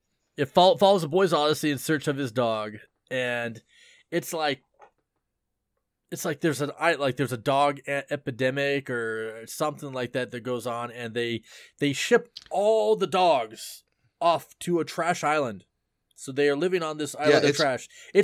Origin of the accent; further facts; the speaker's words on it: Pacific Northwest, United States; I mean, I'm kind of you know, you we're from the Northwest, so of course, you know, we have Northwest pride.